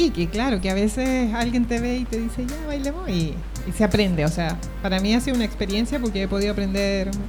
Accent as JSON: {"language": "Spanish", "town": "Santiago", "region": "Santiago Metropolitan Region", "country": "Chile", "moved": "yes", "lives_now": "Barcelona, Spain", "said": "De Santiago."}